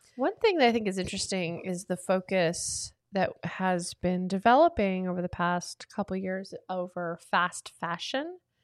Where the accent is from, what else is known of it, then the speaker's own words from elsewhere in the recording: the South, United States; I'm from the South